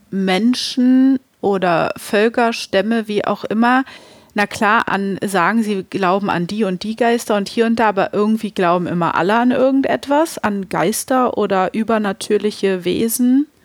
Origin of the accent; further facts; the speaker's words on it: Germany; bei uns in Deutschland.